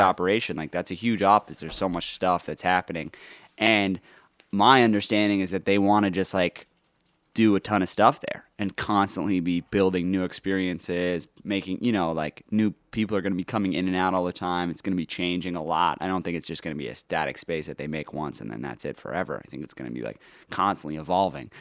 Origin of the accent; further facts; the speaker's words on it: New York City, New York, United States; I grew up in New York